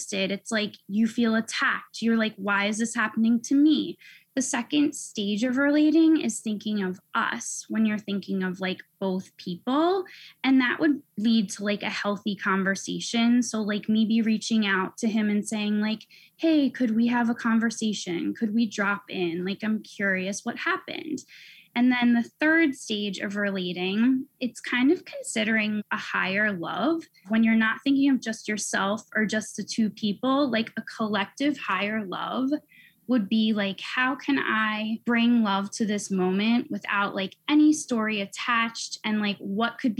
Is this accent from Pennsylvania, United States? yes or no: yes; Pennsylvania, United States; also born or lived in Philadelphia / California; I grew up in Pennsylvania in the suburbs